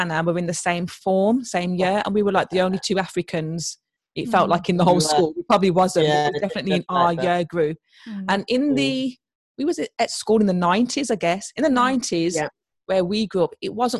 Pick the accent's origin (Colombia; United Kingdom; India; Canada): United Kingdom; Birmingham, West Midlands; Birmingham is one of the most diverse cities in the UK.